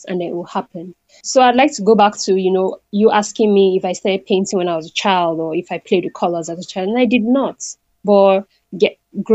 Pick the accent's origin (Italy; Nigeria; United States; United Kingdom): Nigeria; Northern Nigeria; also born or lived in Delta State, Nigeria; now in Abuja, Nigeria; I grew up in the northern part of Nigeria, was born there, grew up my primary school, and basically most of my education, even till university, was in the northern part of Nigeria.